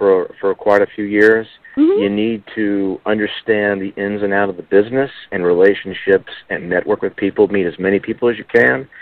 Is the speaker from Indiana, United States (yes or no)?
no; Richmond, Virginia, United States; I'm in my near my hometown of Richmond, Virginia